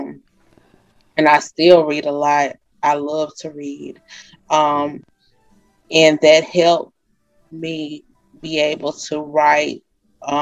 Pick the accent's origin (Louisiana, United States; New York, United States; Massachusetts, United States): Louisiana, United States; Monroe; moved away as an adult; also born or lived in Vicksburg, Mississippi; I'm from Monroe, Louisiana. I grew up here in Monroe, Louisiana.